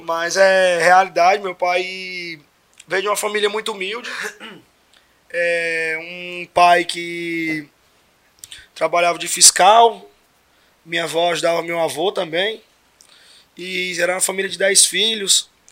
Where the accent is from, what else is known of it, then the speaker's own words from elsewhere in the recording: Araguaína, Tocantins, Brazil; sou daqui de Araguaína, nasci aqui, sou tocantinense